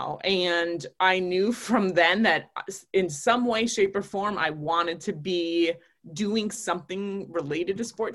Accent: Onalaska, Wisconsin, United States; now in Green Bay, United States; I'm originally from Onalaska, Wisconsin. That's where I spent most of my childhood growing up

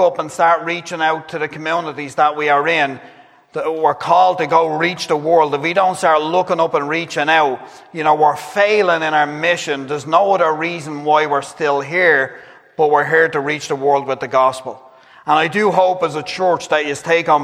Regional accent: Dublin, Leinster, Ireland; I grew up Catholic down in Dublin

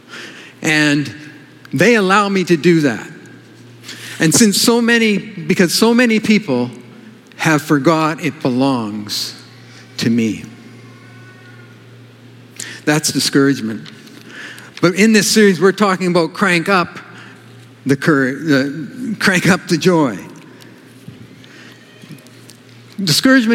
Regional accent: Kelowna, British Columbia, Canada; moved away; also born or lived in California; I grew up in Kelowna, some of you know that, and I lived in California

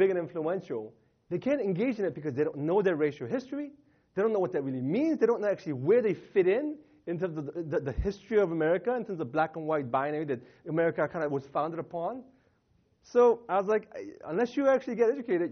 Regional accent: Northern Virginia, United States; also born or lived in Southern California; now in California, United States; I'm originally from Virginia.

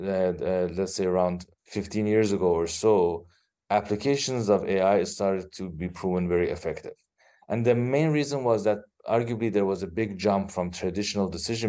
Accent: Iran; moved away as an adult; also born or lived in Los Angeles, United States; now in Bay Area, California, United States; originally, I am from Iran, where I did my bachelor's in electrical engineering. I live with my wife and two daughters here in Bay Area, California

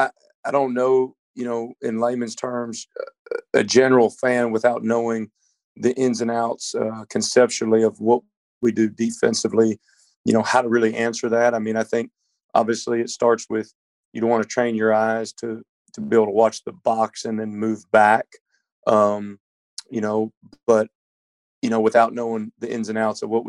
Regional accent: Dallas, Texas, United States; moved away; I'm from Dallas. My dad's from the Bay Area. So I grew up a Niners fan living in Texas

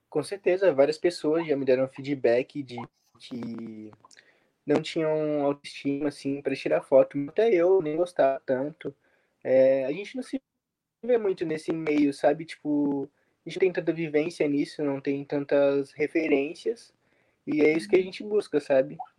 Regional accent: São Vicente, São Paulo, Brazil; Eu sou de São Vicente, aqui da cidade náutica

